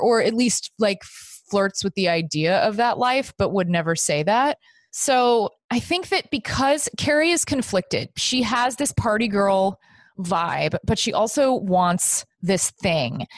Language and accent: English; Texas, United States; I grew up in Texas